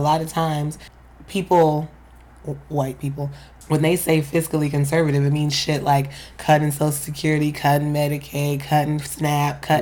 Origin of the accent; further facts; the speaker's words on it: New York City, New York, United States; I'm from Queens